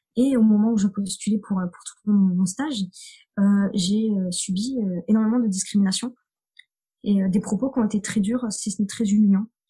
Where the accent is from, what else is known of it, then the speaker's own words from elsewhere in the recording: near Clermont-Ferrand, Auvergne-Rhône-Alpes, France; j'ai grandi en Auvergne, dans, dans, une petite commune à côté de Clermont-Ferrand